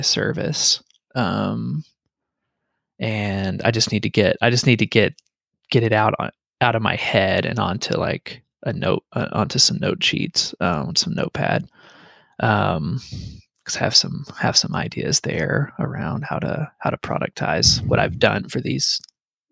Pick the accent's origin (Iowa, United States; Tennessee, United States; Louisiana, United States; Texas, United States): Texas, United States; Paris; I actually grew up on Enchanted Drive in Paris, Texas.